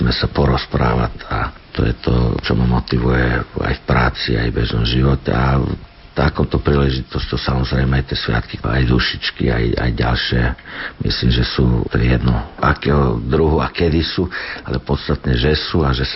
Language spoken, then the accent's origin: Slovak; Vršac, Vojvodina, Serbia; Slovak is a second language; moved away as an adult; also born or lived in England / Switzerland / Banská Bystrica, Slovakia; now in Slovakia; medzi Banskom Bysticom a Vršacom, odkiaľ som ja, to je vo Vojvodine, blízko rumúnskych hraníc